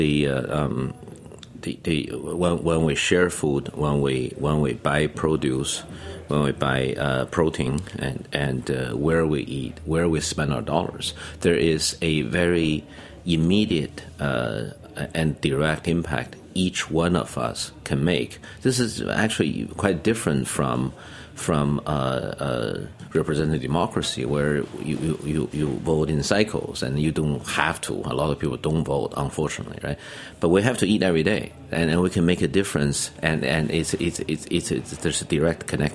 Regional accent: Beijing, China; moved away as an adult; now in New York, United States; I grew up in Beijing

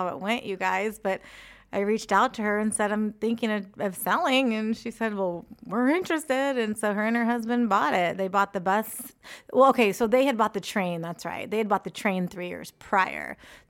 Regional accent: Antioch, California, United States; I grew up in Antioch, a stone's throw away.

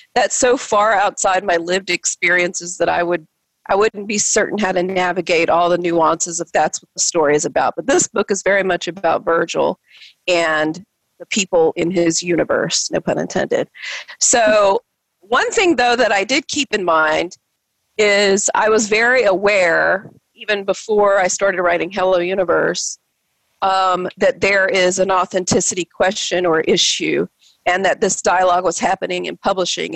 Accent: the South, United States; as a Filipino girl growing up in the South

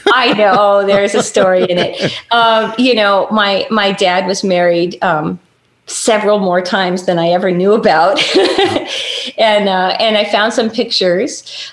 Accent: Los Angeles, California, United States; also born or lived in Bakersfield, California / Orange County, California / Michigan; I was born in Hollywood

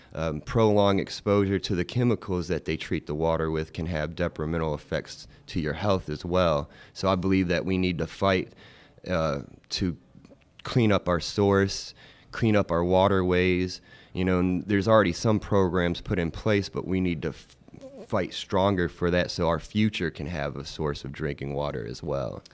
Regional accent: Chattanooga, Tennessee, United States; I grew up in Chattanooga. I wasn't born here, but, uh, as a young infant, I was moved here

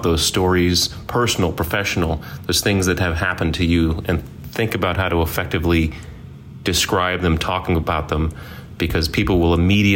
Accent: Virginia Beach, Virginia, United States; I'm from Virginia Beach, Virginia

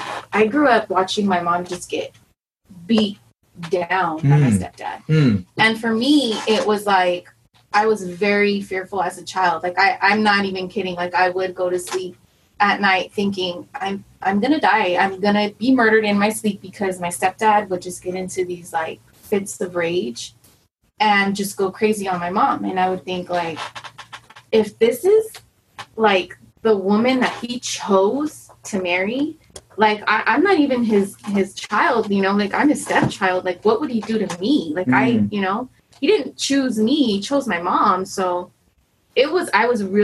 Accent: Pomona, California, United States; I grew up in Pomona

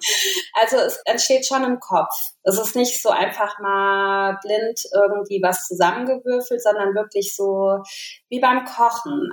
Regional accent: Maintal, Hesse, Germany; Also wir kommen aus Maintal-Hochstadt. Das ist so ein kleines Örtchen, ja, so 15 Kilometer von Frankfurt am Main

